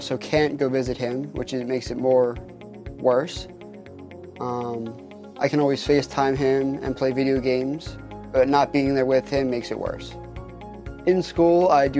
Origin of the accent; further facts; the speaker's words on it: Ocean City, New Jersey, United States; I grew up in Ocean City, New Jersey